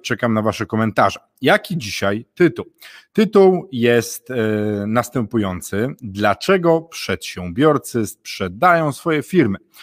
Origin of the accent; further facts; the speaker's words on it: northern Poland, Poland; ja jestem z północy, północ Polski bliżej Wikingów